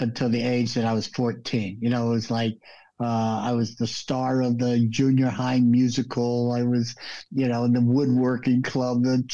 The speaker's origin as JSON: {"language": "English", "town": "Los Angeles", "region": "California", "country": "United States", "tie": "born or raised there", "also_born_or_lived": "New York", "moved": "as an adult", "lives_now": "Florida, United States", "said": "When I was 8 years old, we moved out to LA. And, I would say LA is my home"}